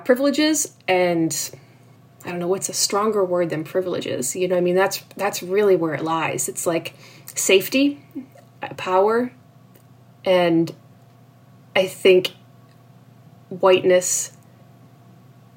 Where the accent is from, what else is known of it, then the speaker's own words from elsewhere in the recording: North Shore of Boston, Massachusetts, United States; also born or lived in Cape Cod, Massachusetts; I grew up on the North Shore of Boston